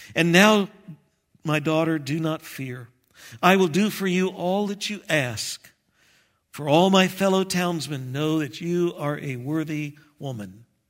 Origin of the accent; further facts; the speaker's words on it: Texas, United States; moved away; I'm from Texas